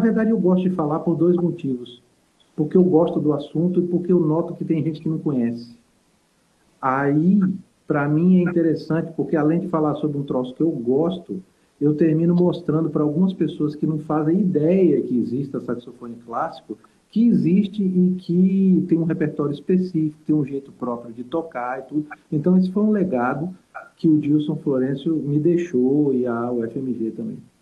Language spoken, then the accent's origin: Portuguese; Salvador, Bahia, Brazil; moved away as an adult; also born or lived in Minas Gerais; Não, eu sou de Salvador. Morei, morei 10 anos em Minas, né? Mas eu sou de Salvador